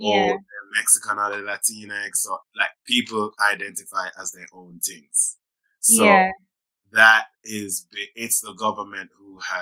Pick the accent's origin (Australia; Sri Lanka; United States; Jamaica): Jamaica; Montego Bay; also born or lived in England; now in London, United Kingdom; I do see myself as a Jamaican because it was where I was raised.